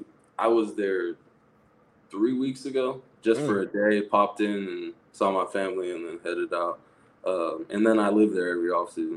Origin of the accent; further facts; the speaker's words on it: Portland, Oregon, United States; My hometown in Portland